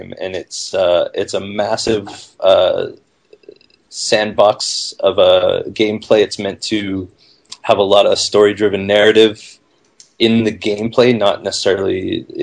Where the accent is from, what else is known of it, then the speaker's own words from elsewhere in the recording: Vancouver, British Columbia, Canada; I'm originally from Vancouver, Canada.